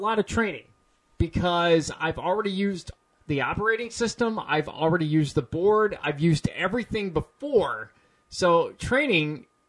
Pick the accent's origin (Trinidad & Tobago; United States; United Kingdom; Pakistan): United States; Peoria, Illinois; I'm originally from Peoria.